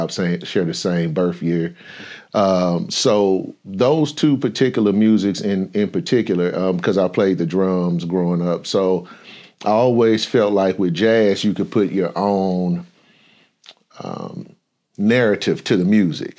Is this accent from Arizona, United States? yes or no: no; St. Louis, Missouri, United States; I grew up in St. Louis, Missouri